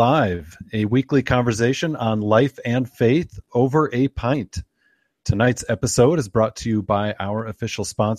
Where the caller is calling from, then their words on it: Michigan, United States; I am calling in from Michigan, enjoying some craft beer here